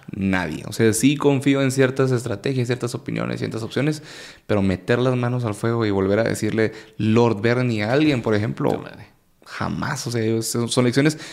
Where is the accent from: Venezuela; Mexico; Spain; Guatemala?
Guatemala; como cualquier guatemalteco